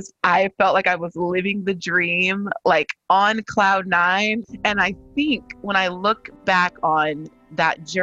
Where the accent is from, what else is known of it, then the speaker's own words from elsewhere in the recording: California, United States; I was born and raised in California